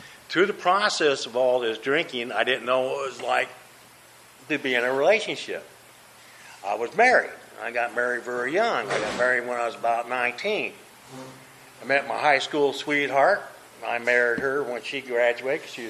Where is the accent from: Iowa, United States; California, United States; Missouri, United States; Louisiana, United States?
Iowa, United States; Des Moines; moved away; I grew up in Des Moines, Iowa. That's where I was raised, and that's where I grew up